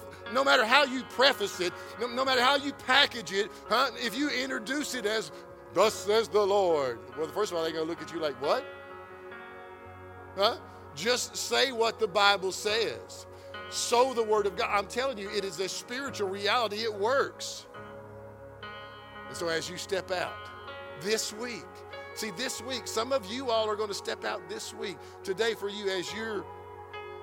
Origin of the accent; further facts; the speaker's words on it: Georgetown, United States; also born or lived in Florence; I grew up in Georgetown. Part of my high school years was in Georgetown